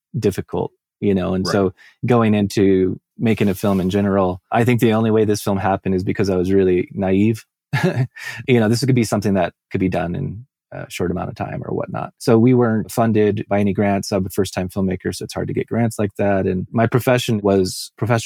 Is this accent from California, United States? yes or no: yes; Southern California, United States; I came from Southern California.